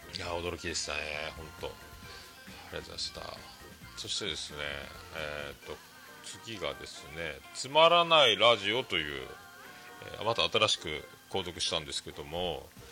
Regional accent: Fukuoka, Japan; 僕らの中学校は、まあ、福岡が、あの福岡では僕らの世代で言うと、もう、まあ、福岡ってどこ中って聞く文化なんですよね

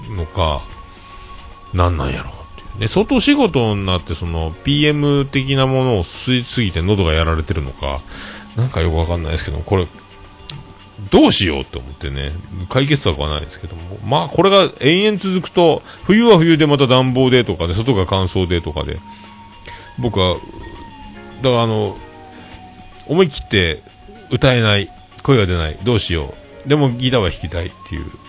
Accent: Fukuoka, Japan; now in Yamaguchi, Japan; 僕はほぼ福岡育ち

